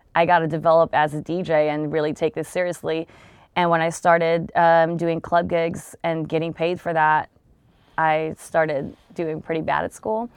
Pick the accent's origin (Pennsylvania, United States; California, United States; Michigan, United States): California, United States; Long Beach; I'm from Long Beach